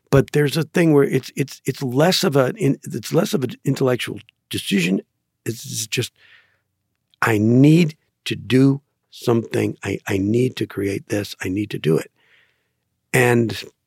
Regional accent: Green Bay, Wisconsin, United States; I grew up in Green Bay, Wisconsin

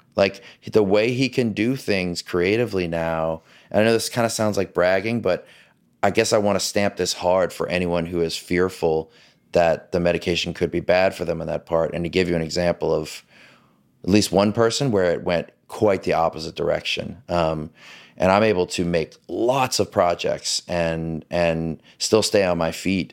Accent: New Orleans, Louisiana, United States; I grew up in the South. I grew up in this sort of male-dominated patriarchy of this, uh, the, the power structure of New Orleans

